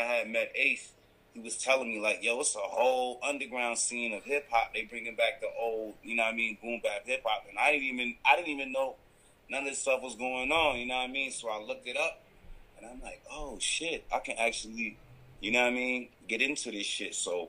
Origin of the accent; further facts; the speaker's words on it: Rochester, New York, United States; also born or lived in Canada; now in Toronto, Canada; I had moved from Canada, from New York. I'm originally from Rochester, New York. I just happen to have dual citizenship.